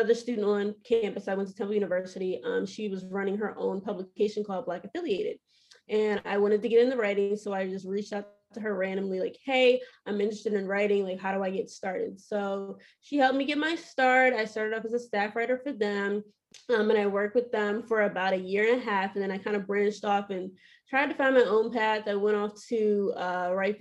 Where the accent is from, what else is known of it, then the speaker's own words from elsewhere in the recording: Baltimore, Maryland, United States; I'm originally from Baltimore, Maryland. I'm born and raised here